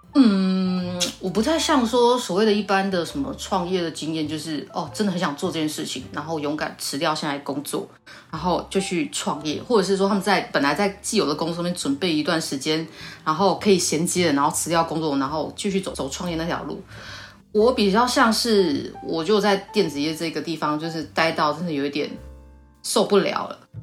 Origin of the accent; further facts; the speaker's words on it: southern Taiwan, Taiwan; accent: southern; 工厂大部分在台南啊，啊，我就比较南部的口音，然后有时候讲个台语